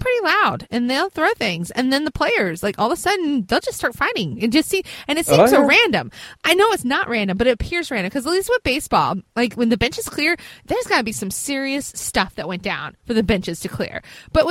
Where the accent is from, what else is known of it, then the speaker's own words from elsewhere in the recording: Virginia, United States; I am from Virginia